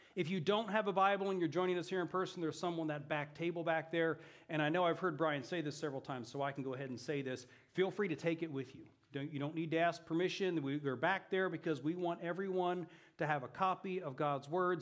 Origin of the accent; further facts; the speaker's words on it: Eugene, Oregon, United States; moved away as an adult; also born or lived in Italy; I grew up here in Eugene, so this is my hometown.